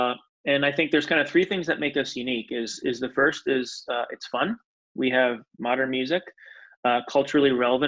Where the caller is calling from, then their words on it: Salem, Massachusetts, United States; I am in Salem, Massachusetts, just north of Boston.